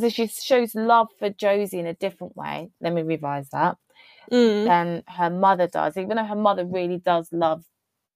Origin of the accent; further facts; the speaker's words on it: United Kingdom; as a British person